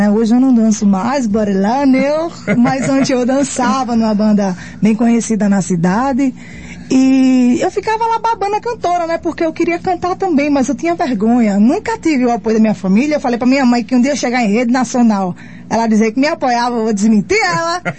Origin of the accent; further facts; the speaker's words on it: Northeast Region, Brazil; Eu sou nordestina, só sei dançar dois pra lá, dois pra cá.